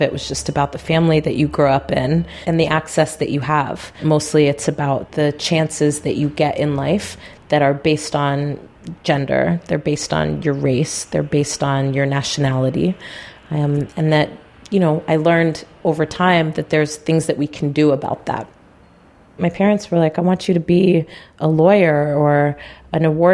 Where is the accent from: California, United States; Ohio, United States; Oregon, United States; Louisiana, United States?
California, United States; San Rafael; also born or lived in Tiburon, California; I grew up in San Rafael in the Canal District, which is a very low-income, mostly Black and brown area in Marin County